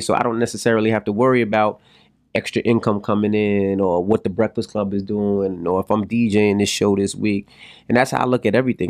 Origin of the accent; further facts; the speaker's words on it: New York City, New York, United States; I'm from Queens